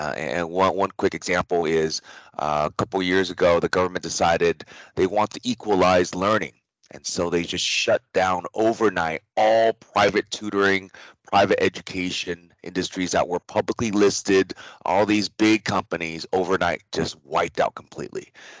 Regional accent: Taiwan; born there; And because I was born in Taiwan, because I speak Mandarin

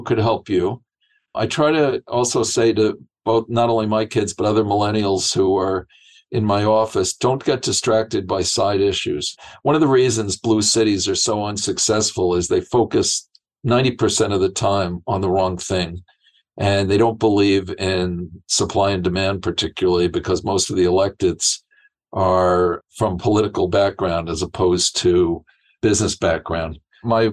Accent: New York, United States; I'm from a blue state, I grew up in New York

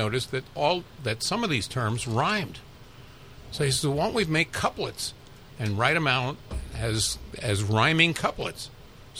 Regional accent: Los Angeles, California, United States; also born or lived in Brooklyn, New York; It's Los Angeles, and that's where I grew up and went to UCLA

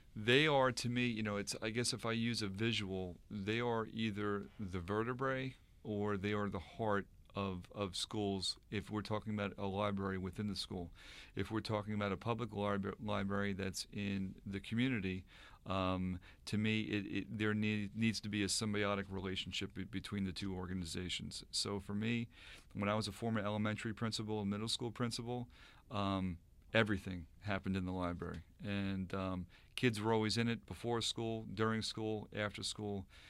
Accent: Sayville, New York, United States; from Sable, New York. Uh, lived in Sable for quite some time, grew up there

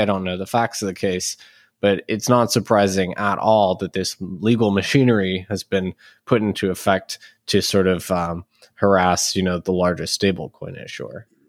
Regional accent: United States; as an American

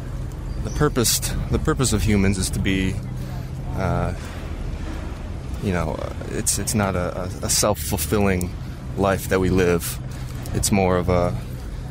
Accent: Michigan, United States; now in Georgia, United States; I was born and raised in Michigan.

